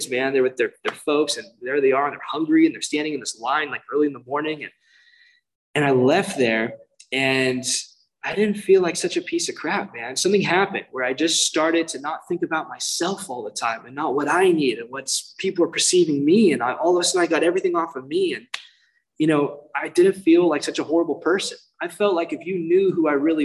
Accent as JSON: {"language": "English", "town": "Irvine", "region": "California", "country": "United States", "tie": "born or raised there", "said": "I grew up in Irvine, which is very safe neighborhood."}